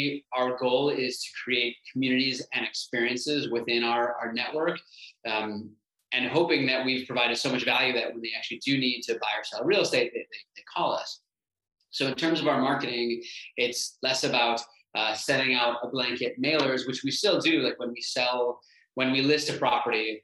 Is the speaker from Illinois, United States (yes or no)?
yes; North Shore, Illinois, United States; also born or lived in Chicago; I grew up in the North Shore. I now live in the North Shore.